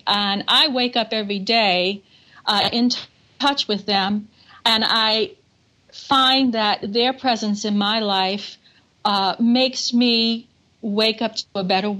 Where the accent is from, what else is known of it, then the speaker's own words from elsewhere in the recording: New Orleans, Louisiana, United States; now in New York, United States; I grew up with the funeral processions, and then the Cajun influence. And I'm Cajun French, so we're used to dancing to happy music.